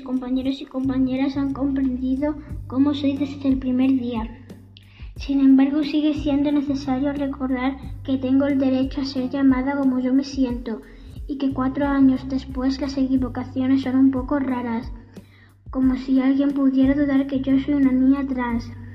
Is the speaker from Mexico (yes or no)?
no; Arroyo de San Serván, Extremadura, Spain; he tenido suerte de nacer en mi pueblo